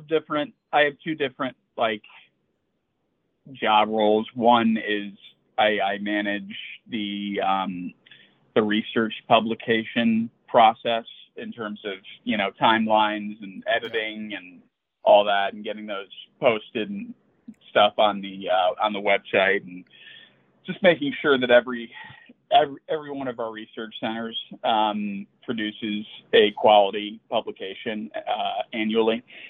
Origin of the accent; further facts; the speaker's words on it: Chicago, Illinois, United States; I grew up in Chicago. I went to college out east at Boston College.